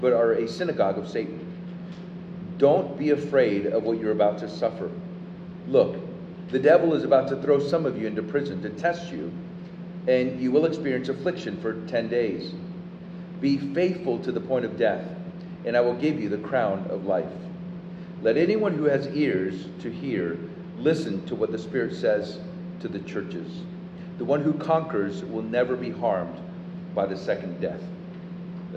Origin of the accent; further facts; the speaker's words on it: Puerto Rico; now in Austin, United States; I'm from Puerto Rico